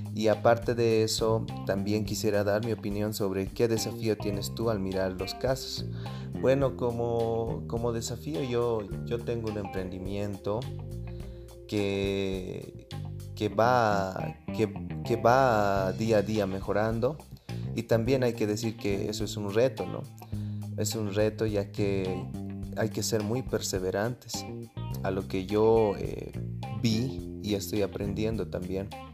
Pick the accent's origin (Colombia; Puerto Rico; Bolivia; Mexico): Bolivia; Nosotros tenemos muchas cosas que dar como bolivianos